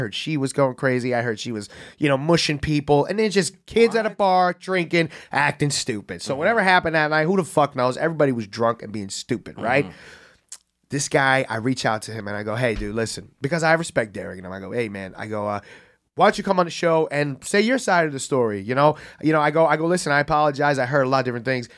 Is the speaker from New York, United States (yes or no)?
yes; New York City, New York, United States; I'm, like, a happy gay kid from the Bronx